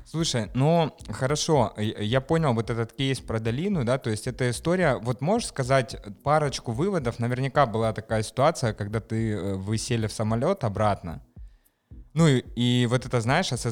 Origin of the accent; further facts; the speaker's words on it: Moscow, Russia; Я родилась в Москве, выросла uh в Москве.